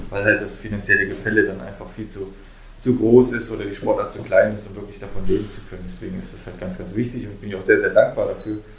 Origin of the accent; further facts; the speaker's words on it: Oberhof, Thuringia, Germany; Ich bin halt Oberhofer, bin Thüringer und das Bundesland hat mich auch groß gemacht.